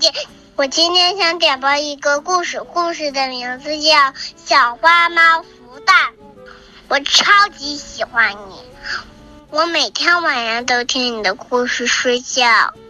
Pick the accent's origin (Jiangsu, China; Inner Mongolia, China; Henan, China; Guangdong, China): Henan, China; Zhengzhou; 我今年三岁半了，我来自河南郑州。